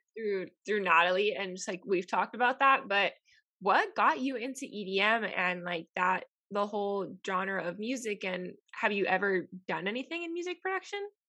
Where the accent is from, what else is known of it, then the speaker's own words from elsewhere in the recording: Miami, Florida, United States; moved away as an adult; also born or lived in Tennessee; I grew up in Miami, which is a bigger city, but growing up in being Hispanic in Miami